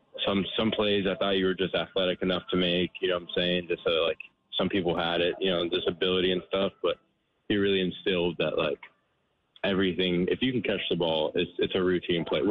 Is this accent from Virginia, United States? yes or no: no; Florida, United States; I'm from Florida